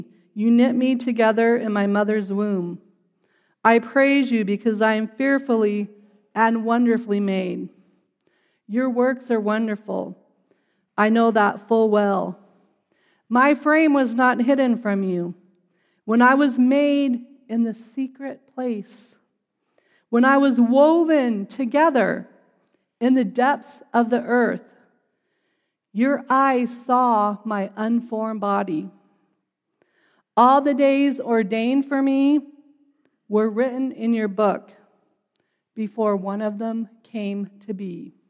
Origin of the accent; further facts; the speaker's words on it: Colorado Springs, Colorado, United States; And like I said, we're from Colorado Springs. It was a beautiful drive up.